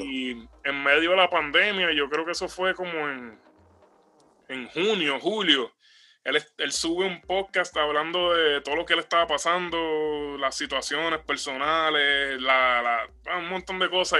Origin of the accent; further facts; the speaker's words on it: Puerto Rico; now in United States; somos gente que salimos de Puerto Rico y, estamos viviendo acá en Estados Unidos